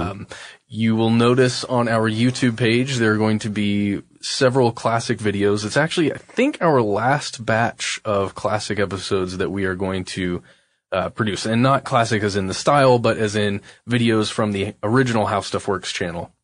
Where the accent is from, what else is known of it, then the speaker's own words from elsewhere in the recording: United States; just being an American citizen